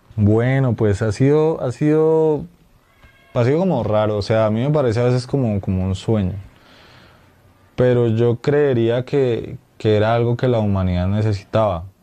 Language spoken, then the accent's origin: Spanish; Colombia; nuestra identidad como colombianos y como latinoamericanos